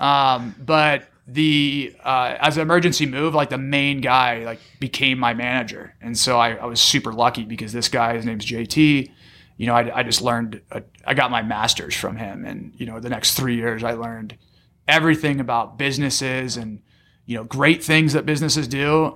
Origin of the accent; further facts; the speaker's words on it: San Diego, California, United States; also born or lived in Arizona; I grew up in San Diego, went to La Jolla High School